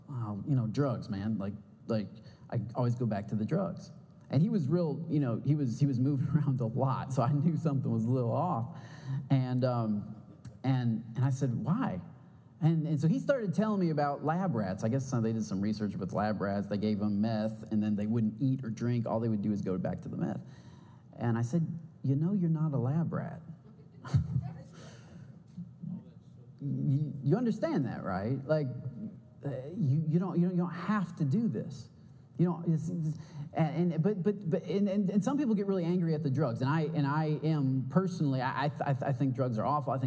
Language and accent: English; Michigan, United States; now in San Marcos, United States; I'm from Michigan